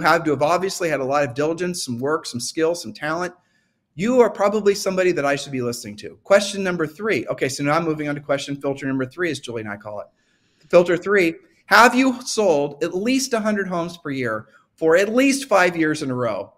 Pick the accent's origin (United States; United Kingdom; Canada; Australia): United States; Ohio; I'm from Ohio